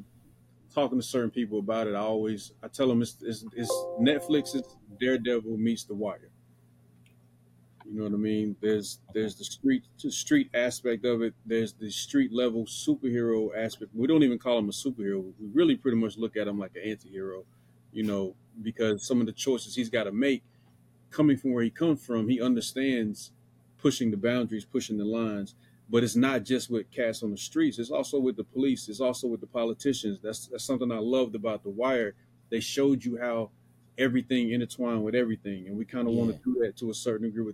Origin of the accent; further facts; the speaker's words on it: Lumberton, North Carolina, United States; growing up in Lumberton, we were known for, you know, violence